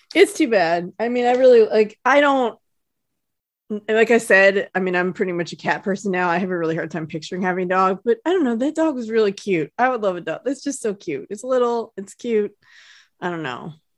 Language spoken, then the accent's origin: English; South Lake Tahoe, California, United States; moved away; I grew up in Lake Tahoe